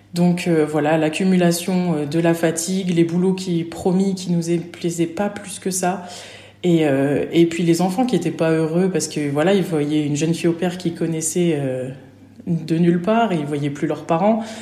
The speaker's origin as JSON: {"language": "French", "town": "Nancy", "region": "Grand Est", "country": "France", "also_born_or_lived": "Normandy", "moved": "as an adult", "said": "je suis originaire de Nancy"}